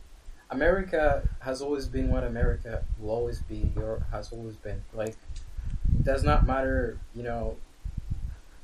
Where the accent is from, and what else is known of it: Canada; accent: Canadian twang